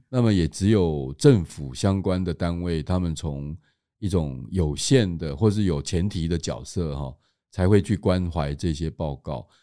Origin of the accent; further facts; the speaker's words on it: Tainan, Taiwan; 作为台南人的话，甚至会认为说，其实曾文水库应该是属于我们台南的